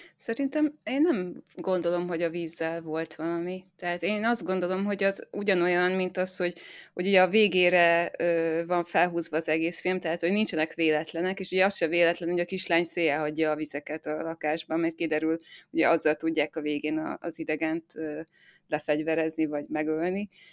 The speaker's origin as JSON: {"language": "Hungarian", "area": "Zombor", "region": "Southern Hungary", "country": "Hungary", "said": "én zomborról származom, ez egy kis falu így Dél-Magyarországon"}